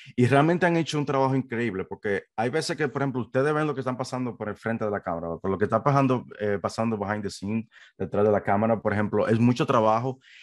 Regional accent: Dominican Republic; moved away as an adult; also born or lived in New York, United States; now in United States; originalmente yo soy de la República Dominicana

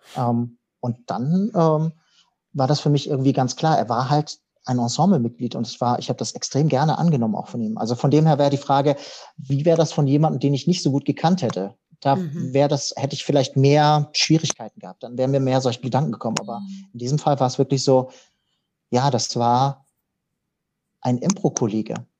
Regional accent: Hamburg, Germany; moved away as an adult; now in Konstanz, Germany; ich bin direkt im Zentrum von Hamburg aufgewachsen

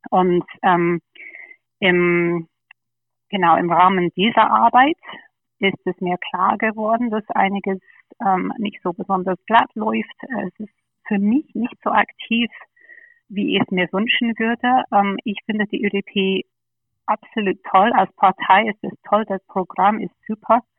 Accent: London, United Kingdom; German is a second language; moved away as an adult; now in Germany; Ja, ich bin, ich bin geborene Engländerin, bin in London aufgewachsen, ähm, habe in Oxford studiert und nach dem Studium bin ich nach Deutschland gekommen. Also ich bin dann ungefähr 18 Jahre in Deutschland.

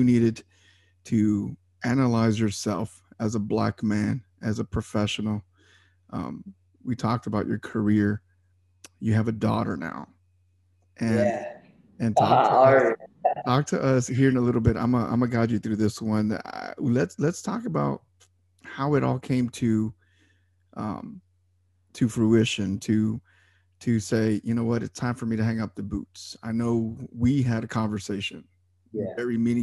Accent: La Joya, Texas, United States; I grew up in La Jolla, Texas, down on the border

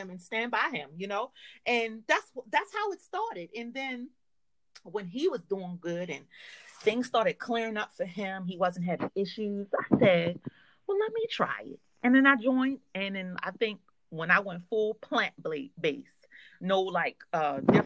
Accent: Baltimore, Maryland, United States; I'm from Baltimore.

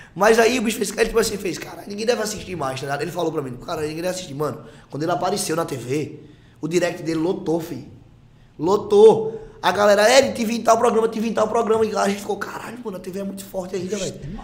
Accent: Paraíba, Brazil; moved away; also born or lived in Northeast Brazil; Orgulho da nossa, na, nossa Paraíba

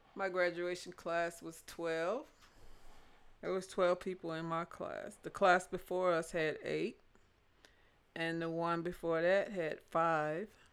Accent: Jonesboro, Louisiana, United States; moved away; I was born and raised in Louisiana, Jonesboro, Louisiana.

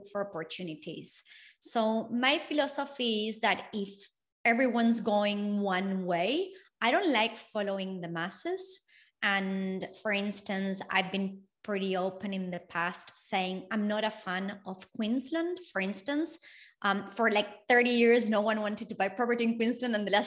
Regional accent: Argentina; now in Australia; I come from Argentina

